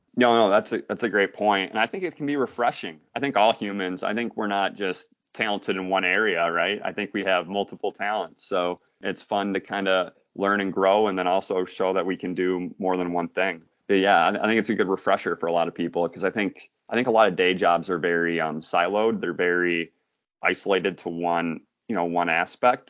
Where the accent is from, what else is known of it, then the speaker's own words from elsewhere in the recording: Michigan, United States; I'm from Michigan